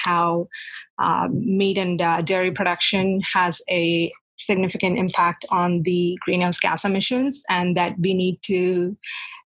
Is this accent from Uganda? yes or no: no; South India, India; moved away as an adult; also born or lived in Manitoba, Canada; now in Toronto, Canada; where I grew up in South India